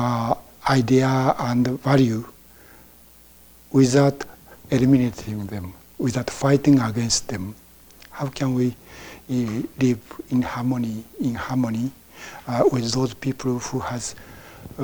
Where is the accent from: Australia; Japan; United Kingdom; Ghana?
Japan; English is a second language; moved away as an adult; I was born in Japan and I became a Buddhist, and I was trained as a Buddhist priest in Japan